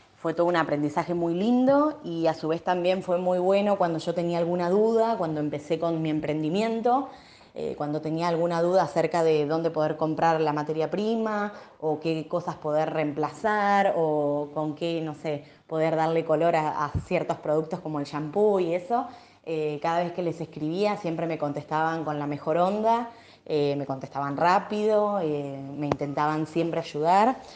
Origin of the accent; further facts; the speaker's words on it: Chascomús, Buenos Aires Province, Argentina; soy de Chascomús, provincia de Buenos Aires.